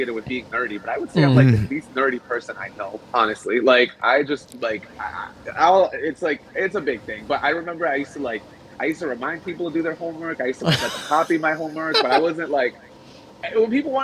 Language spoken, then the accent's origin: English; Central Falls, Rhode Island, United States; English is a second language; moved away as an adult; also born or lived in Barranquilla, Colombia; now in San Francisco, United States; Central Falls all day.